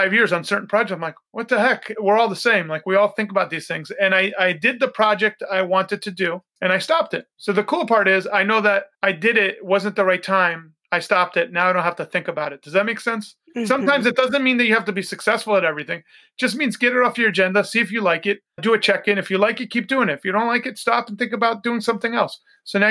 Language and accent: English; Oyster Bay, New York, United States; when I was a kid growing up in New York, I grew up by Teddy Roosevelt's house, Sagamore Hill